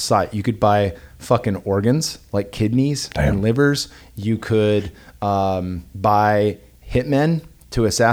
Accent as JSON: {"language": "English", "area": "the Bay Area", "region": "California", "country": "United States", "tie": "born or raised there", "moved": "yes", "lives_now": "Austin, United States", "said": "I grew up in the Bay Area and had just moved to Austin"}